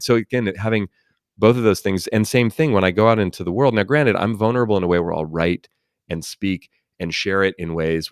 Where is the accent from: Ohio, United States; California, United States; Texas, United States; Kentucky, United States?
California, United States; Oakland; I grew up in Oakland, California, near San Francisco